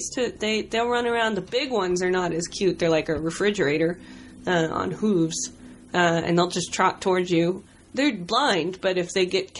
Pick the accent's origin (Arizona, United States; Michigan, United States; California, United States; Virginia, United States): Arizona, United States; Tucson; Warm. Dry. Kind of odd, you know. I grew up near the Air Force Base, and There's a lot of, like, scorpions.